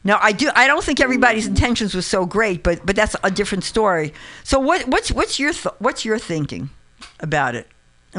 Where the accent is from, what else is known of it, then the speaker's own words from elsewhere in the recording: New York City, New York, United States; now in San Francisco Bay Area, United States; I live in this SF Bay, San Francisco Bay Area. There's a lot of diversity here. However, like, and I grew up in the Bronx. I grew up in New York.